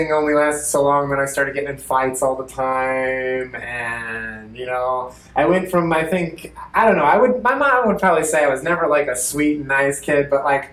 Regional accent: Dellwood, Missouri, United States; I grew up in Delwood, Missouri

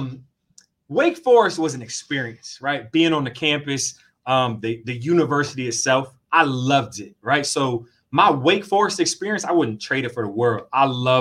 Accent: New York, United States; moved away as an adult; also born or lived in Philadelphia / Washington, D.C. / Miami / Winston-Salem; now in Columbus, United States; I grew up in New York

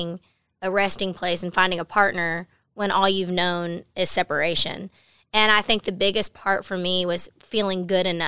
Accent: Baytown, Texas, United States; born or raised there

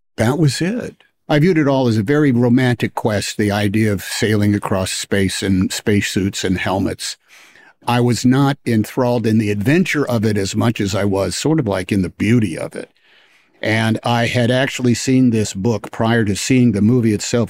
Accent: Oakland, California, United States; I was from Oakland

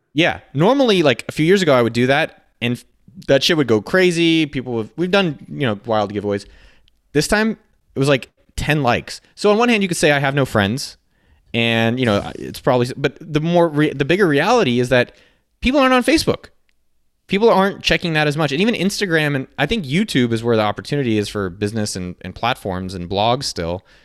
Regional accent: Silicon Valley, California, United States; I grew up in Silicon Valley

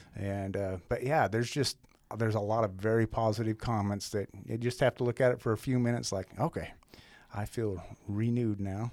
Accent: outside of Helena, Montana, United States; moved away as an adult; now in Great Falls, United States; Montana's always been home. I was born and raised over outside of Helena.

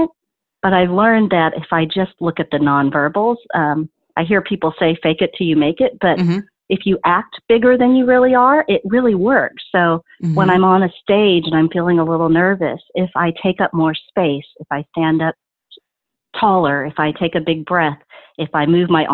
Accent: Dallas, Texas, United States; Even when I say Dallas

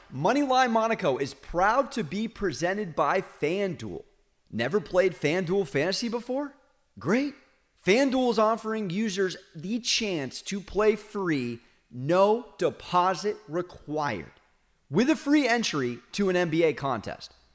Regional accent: San Diego, California, United States; I'm from San Diego, born and raised

